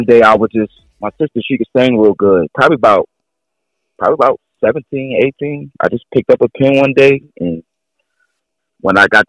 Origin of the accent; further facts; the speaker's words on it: New Jersey, United States; moved away as an adult; now in Jackson, United States; I'm from New Jersey, but I live in Jackson, Tennessee